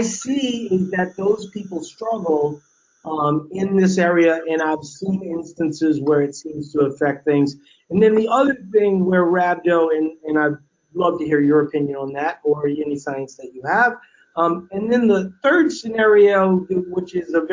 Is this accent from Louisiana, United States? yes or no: yes; Louisiana, United States; growing up in Louisiana